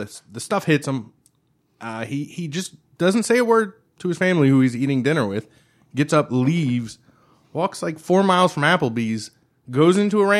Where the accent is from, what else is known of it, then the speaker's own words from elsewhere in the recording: Florida, United States; And I'm from Florida, and I know Largo, and that doesn't surprise